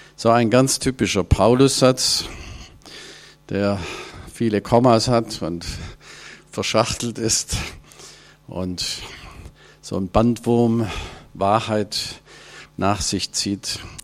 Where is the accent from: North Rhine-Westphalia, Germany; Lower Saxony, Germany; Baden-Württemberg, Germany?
Baden-Württemberg, Germany; Ravensburg; moved away as an adult; now in Hanover area, Germany; Ich komme ursprünglich aus Ravensburg, aus dieser Gegend, Oberschwaben, bin da aufgewachsen und habe über 60 Jahre meines Lebens dort verbracht